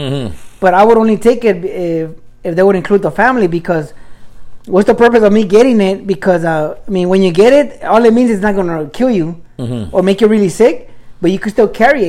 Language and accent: English; Los Angeles, California, United States; we grew up in East